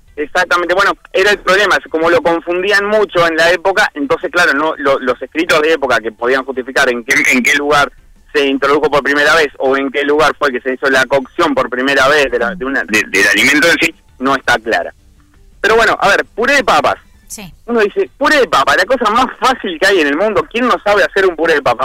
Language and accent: Spanish; Flores, Uruguay; now in Montevideo, Uruguay; yo soy de Flores, hace muchísimos años que estoy acá en Montevideo